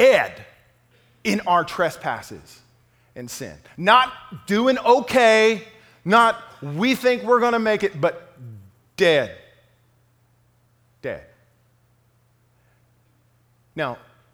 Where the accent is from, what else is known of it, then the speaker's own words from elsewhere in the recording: Lufkin, Texas, United States; moved away; the Lufkin Daily News, my hometown newspaper